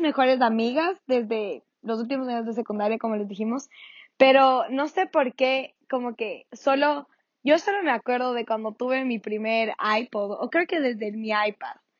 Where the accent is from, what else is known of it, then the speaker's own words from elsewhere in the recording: Ecuador; soy una mami ecuatoriana